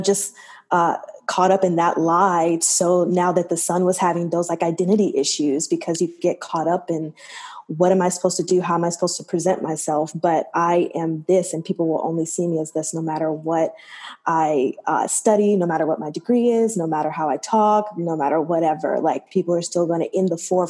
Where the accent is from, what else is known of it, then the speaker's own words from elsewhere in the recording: Alabama, United States; I'm from Alabama